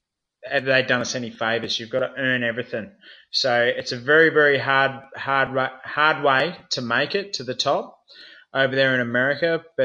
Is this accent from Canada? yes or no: no; Australia; a lot of us Aussie fighters